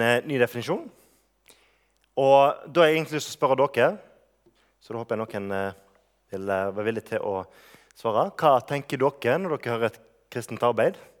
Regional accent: Bømlo, Vestland, Norway; moved away; er lenge siden jeg har bodd hjemme på Bømlo

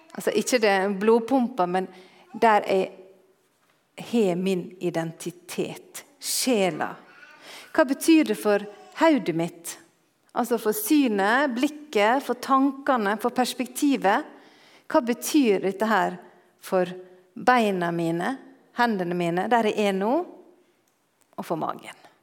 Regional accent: Norway; moved away

